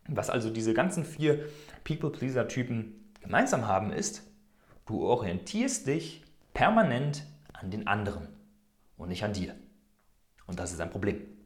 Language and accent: German; Germany; moved away as an adult; now in Switzerland; Ich bin vor einigen Jahren aus Deutschland ausgewandert